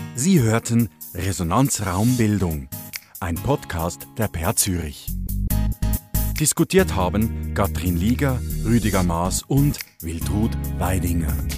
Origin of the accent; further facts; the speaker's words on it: Germany; Bei uns in Deutschland